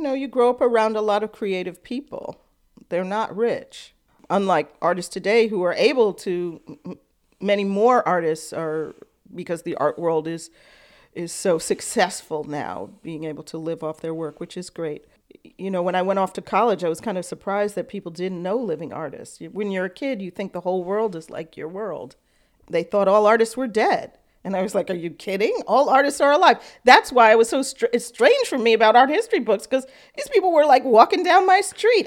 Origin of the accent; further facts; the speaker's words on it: New York City, New York, United States; I grew up on the Lower East Side